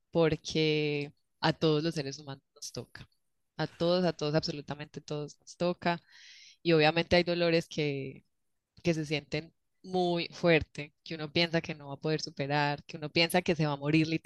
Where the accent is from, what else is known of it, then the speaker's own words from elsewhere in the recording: Colombia; moved away as an adult; primero voy a contar uno de cuando me fui de Colombia, cuando decidí renunciar a mi trabajo